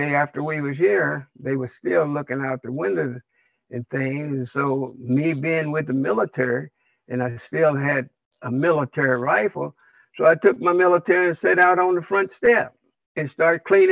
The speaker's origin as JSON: {"language": "English", "town": "Rowletts", "region": "Kentucky", "country": "United States", "tie": "born or raised there", "also_born_or_lived": "East Compton, California", "moved": "yes", "said": "Small place, Rowlett, Kentucky, Rowletts, Kentucky. And in that area where I grew up was only white and black"}